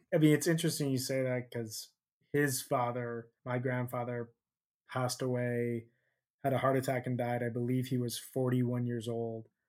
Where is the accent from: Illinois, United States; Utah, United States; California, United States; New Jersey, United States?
Illinois, United States; Chicago; I grew up in Chicago